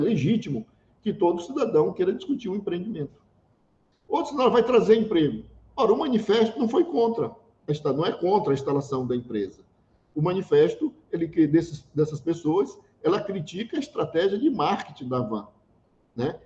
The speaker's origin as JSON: {"language": "Portuguese", "town": "São Luís", "region": "Maranhão", "country": "Brazil", "tie": "born or raised there", "said": "Eu nasci, eu nasci e fui criado no Anil, um bairro de São Luís"}